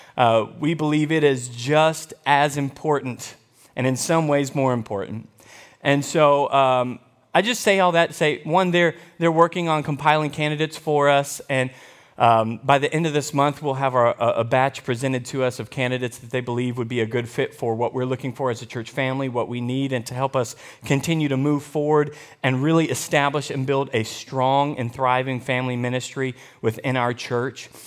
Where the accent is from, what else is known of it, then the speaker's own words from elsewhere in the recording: United States; I am an American.